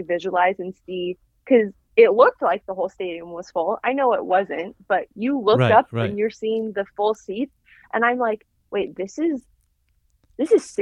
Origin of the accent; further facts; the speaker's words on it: Portland, Oregon, United States; also born or lived in Utah; I'm from Portland, Oregon. And I was born in Portland, Oregon, and grew up here kind of my whole life